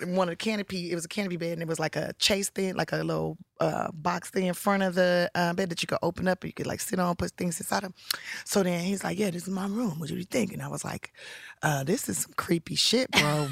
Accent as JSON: {"language": "English", "town": "Los Angeles", "region": "California", "country": "United States", "said": "I'm from South Central Los Angeles"}